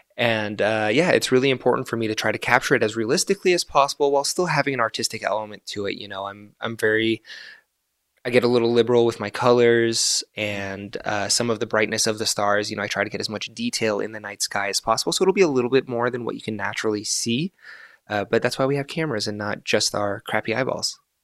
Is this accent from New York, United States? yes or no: no; Florida, United States; first language Arabic; English is a second language; also born or lived in Gaza, Palestine / Egypt; now in Reno, United States; we were exiled to, to Florida. So I've lived in the United States for most of my life